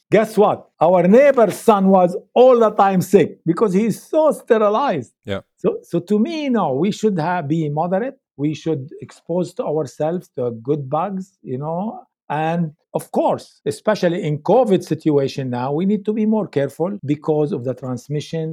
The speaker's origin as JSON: {"language": "English", "country": "Lebanon", "tie": "born or raised there", "moved": "yes", "said": "I grew up in Lebanon"}